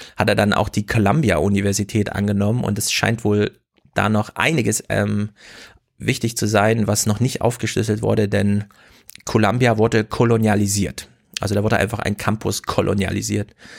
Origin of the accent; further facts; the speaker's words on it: Jena, Thuringia, Germany; In Jena, meiner Heimatstadt